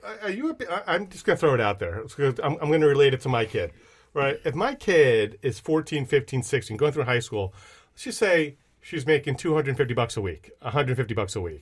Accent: Switzerland; now in United States; my kids have never been to Switzerland, right, which is my home country.

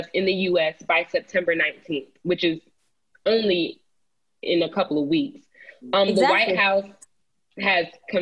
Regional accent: Cobb County, Georgia, United States; my county, my hometown county, Cobb County

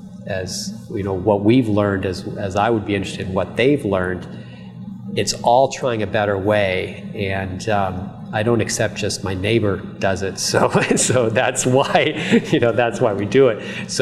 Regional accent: New Jersey, United States; we came from New Jersey, okay, the most densely populated state in the United States.

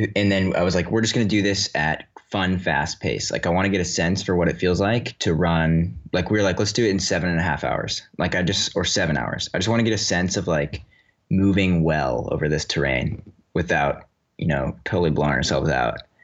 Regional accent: Woodstock, Vermont, United States; also born or lived in Western Massachusetts; I grew up in Woodstock, Vermont, not too far away from the White Mountains

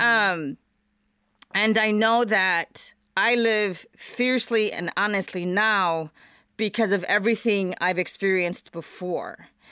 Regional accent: Chicago, Illinois, United States; moved away as an adult; also born or lived in Portland, Oregon / Pullman, Washington; now in Las Vegas, United States; I was actually born and raised in Chicago.

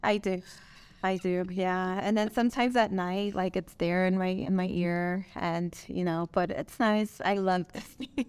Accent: Nicaragua; English is a second language; also born or lived in Miami, Florida; now in Las Vegas, United States; I am from Miami, Florida, but I was born and raised in Nicaragua, Central America.

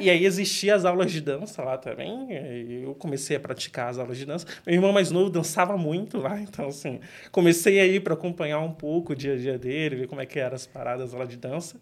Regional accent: São Paulo, Brazil; sempre cresci criado no Grajaú, quebrado amado

